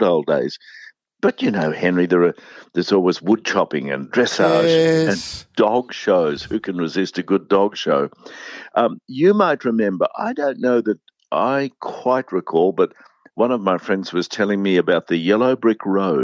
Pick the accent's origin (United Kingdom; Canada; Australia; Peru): Australia; near Texas, southeast Queensland; now in Melbourne, Australia; I grew up near Texas in southeast Queensland